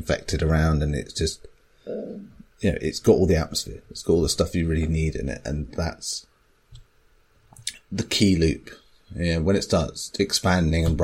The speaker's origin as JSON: {"language": "English", "region": "England", "country": "United Kingdom", "said": "I'm from South"}